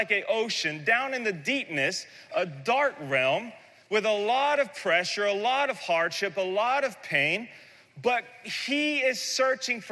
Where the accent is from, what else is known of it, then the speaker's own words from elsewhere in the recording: the South, United States; I'm from the South, and I understand oysters because we have incredible oyster beds there